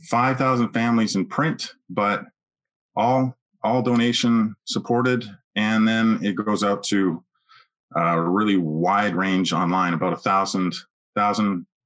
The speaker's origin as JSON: {"language": "English", "town": "Edmonton", "region": "Alberta", "country": "Canada", "tie": "born or raised there", "lives_now": "United States", "said": "Yeah, Edmonton, Alberta."}